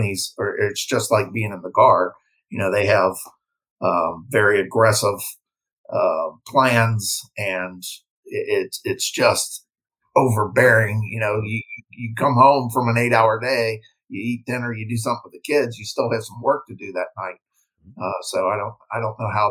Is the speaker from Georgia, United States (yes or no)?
no; Cincinnati, Ohio, United States; moved away as an adult; also born or lived in Louisiana / Germany; got transferred back to my hometown of Cincinnati with my civilian company